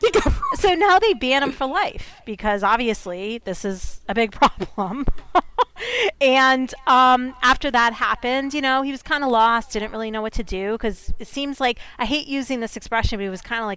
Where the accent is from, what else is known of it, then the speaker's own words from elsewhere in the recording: Massachusetts, United States; that because I grew up in Massachusetts. I'm sitting in Massachusetts right now.